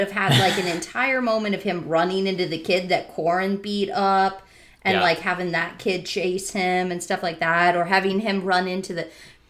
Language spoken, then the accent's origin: English; Southern California, United States; moved away; also born or lived in Florida; I grew up in Southern California, between the mountains and the ocean.